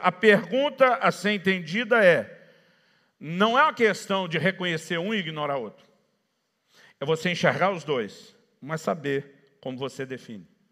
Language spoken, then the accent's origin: Portuguese; Campinas, São Paulo, Brazil; moved away as an adult; also born or lived in ABC Paulista, São Paulo / Paraná; Nasci e cresci na região do A B C paulista, mas me criei em Campinas, que é a segunda maior cidade do estado.